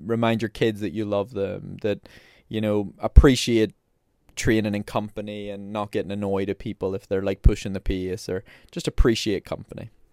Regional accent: Belfast, Northern Ireland, United Kingdom; I'm from Belfast, I'm from Northern Ireland

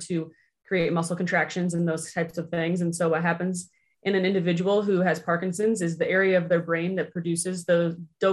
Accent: Urbandale, Iowa, United States; also born or lived in Kansas City, Missouri; I'm from the Urbandale and Johnston area

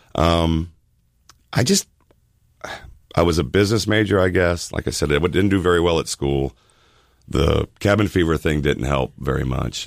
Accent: Miami, Florida, United States; moved away as an adult; now in Charleston, United States; I grew up in Miami, Florida

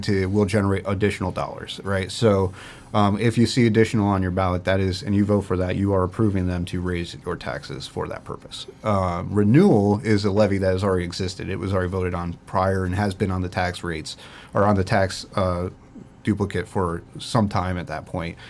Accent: Port Clinton, Ohio, United States; my start in government actually started in my hometown in Port Clinton, uh, where I was born and raised.

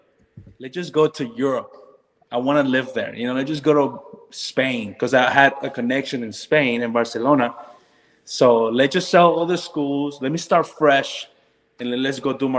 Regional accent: Orlando, Florida, United States; also born or lived in North Carolina; we're from Orlando. So all our families are here

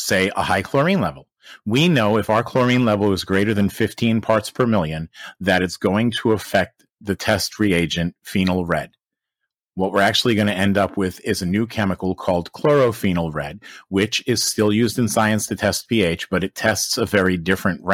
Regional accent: United States; I'm American.

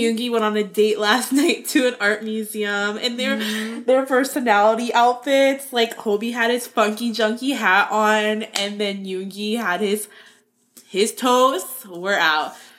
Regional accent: Florida, United States; I grew up in Florida and like only wore flip flops

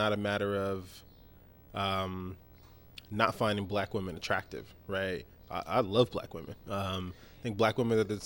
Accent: Nigeria; As a Nigerian

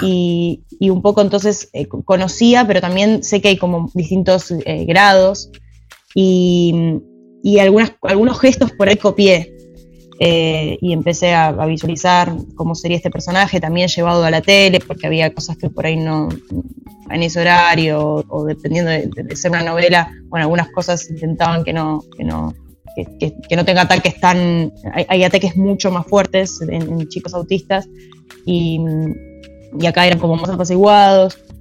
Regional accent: Buenos Aires, Argentina; also born or lived in Quilmes; después empecé a vivir en Capital, en Chacarita

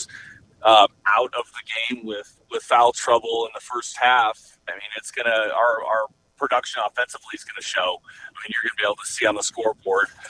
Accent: Montana, United States; now in Arizona, United States; when I grew up, I'm from Montana originally

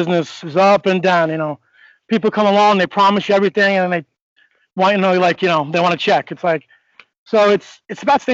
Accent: Northport, New York, United States; I come from Northport, New York. I was an athlete my whole life

